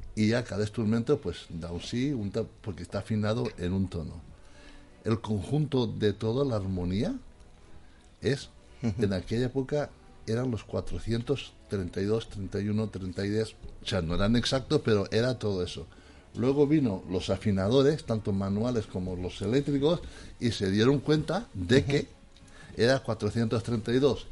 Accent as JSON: {"language": "Spanish", "region": "Valencian Community", "country": "Spain", "tie": "born or raised there", "said": "en mi pueblo yo soy un pueblo músico, de los mejores músicos que hay en el mundo, de ahí de Valencia"}